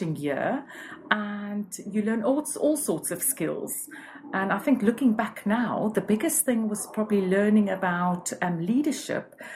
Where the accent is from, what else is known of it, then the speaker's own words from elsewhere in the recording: Cape Town, Western Cape, South Africa; moved away as an adult; now in London, United Kingdom; I'm originally from Cape Town, and I moved to London 19 years ago, and I've been here ever since.